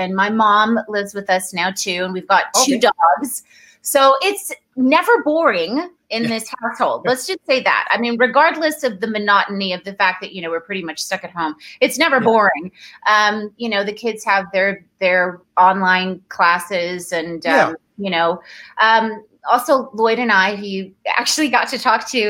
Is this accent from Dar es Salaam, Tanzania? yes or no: yes; Dar es Salaam, Tanzania; born there; I was born in Tanzania, in Dar es Salaam. My mom is Tanzanian, and that's where all of my family on my mom's side still live and have for forever.